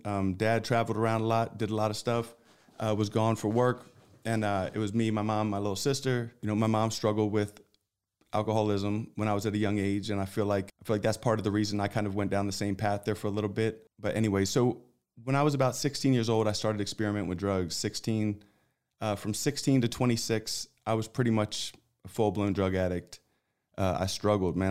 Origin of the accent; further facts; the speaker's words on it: Philadelphia, Pennsylvania, United States; moved away as an adult; now in Texas, United States; I grew up in Philadelphia